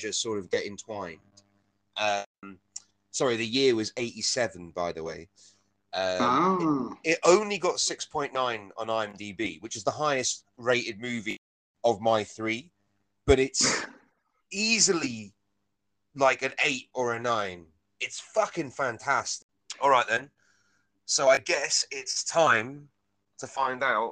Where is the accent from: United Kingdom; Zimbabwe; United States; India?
United Kingdom; England; I'm English